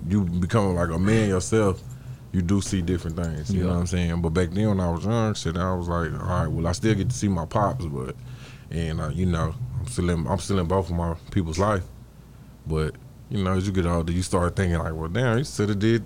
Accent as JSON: {"language": "English", "town": "Dallas", "region": "Texas", "country": "United States", "tie": "born or raised there", "also_born_or_lived": "Arlington, Texas", "said": "I grew up right here on John West in R. Reese Apartments"}